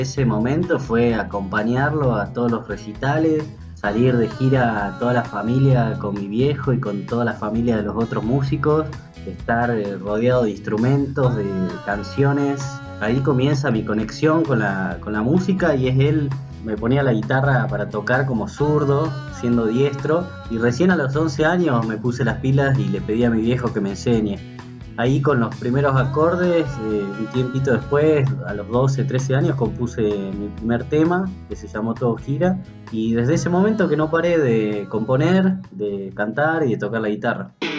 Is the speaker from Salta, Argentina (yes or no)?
yes; Salta, Argentina; also born or lived in Bernal, Buenos Aires; yo nací en Bernal, en el año 89, en el conurbano bonaerense. Cuando tenía 5 años eh, nos vinimos a vivir a Salta con mi familia